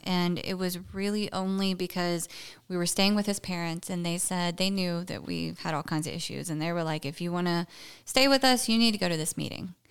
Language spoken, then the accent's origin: English; Brownsville, Tennessee, United States; moved away as an adult; also born or lived in Jackson, Tennessee / Clarksville, Tennessee; now in Texas, United States; I grew up in a small little podunk town called Brownsville, Tennessee